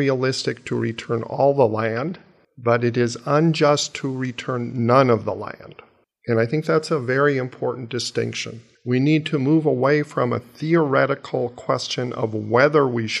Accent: Mountain Lake, Minnesota, United States; my family in southwestern Minnesota, Mountain Lake, is small town there, is my hometown

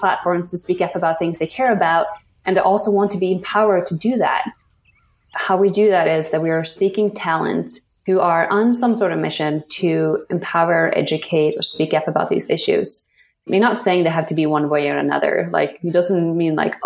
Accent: Sweden; born or raised there; now in New York City, United States

